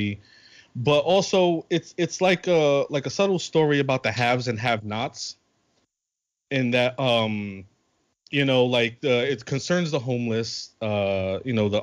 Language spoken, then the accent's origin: English; New York City, New York, United States; I'm from New York